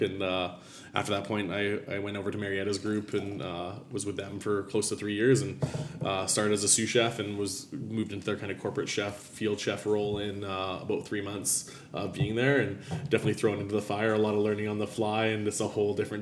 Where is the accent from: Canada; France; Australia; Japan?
Canada; Abbotsford, British Columbia; a little fine dining restaurant in my hometown in Abbotsford, BC